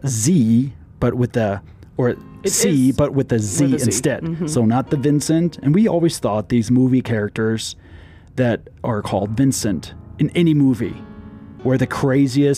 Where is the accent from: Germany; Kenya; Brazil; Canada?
Germany; Berlin; now in Klamath Falls, United States; I was born in the East, in the former communist East Berlin